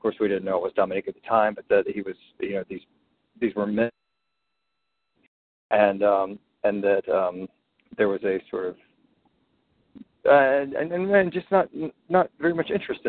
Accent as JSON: {"language": "English", "town": "Birmingham", "region": "Alabama", "country": "United States", "lives_now": "New York, United States", "said": "So I am actually originally from Birmingham, Alabama, but have lived in New York off and on for about 20 years."}